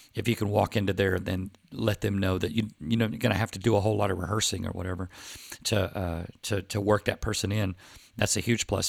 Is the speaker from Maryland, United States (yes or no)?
no; Plano, Texas, United States; I grew up with them in Plano, Texas